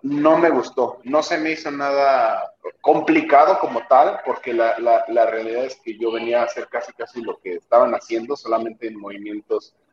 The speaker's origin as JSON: {"language": "Spanish", "town": "Jilotepec", "country": "Mexico", "moved": "as an adult", "lives_now": "Toluca, Mexico", "said": "en Quilotepec, de donde soy"}